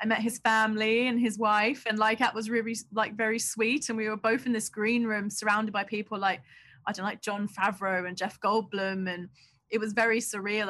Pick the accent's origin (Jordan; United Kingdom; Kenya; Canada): United Kingdom; London; I grew up in Southeast London